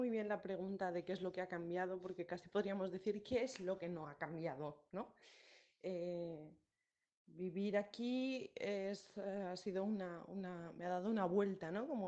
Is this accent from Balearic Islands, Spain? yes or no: yes; San Antonio, Balearic Islands, Spain; moved away; hace 19 años salí de, Ibiza, eh, salí de San Antonio, pero, pero mi isla no, no salió nunca de mí, ni saldrá nunca de mí.